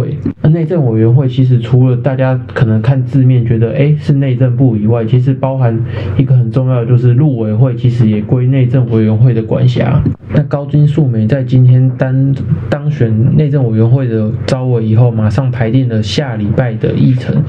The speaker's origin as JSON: {"language": "Chinese", "country": "Taiwan", "said": "还是故意要考死我们台湾人民呢"}